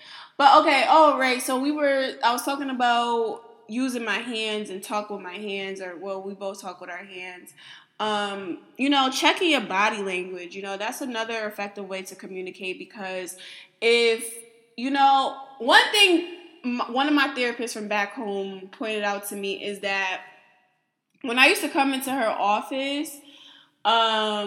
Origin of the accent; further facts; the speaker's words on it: East Coast, Northeast, United States; I'm from the East Coast, Northeast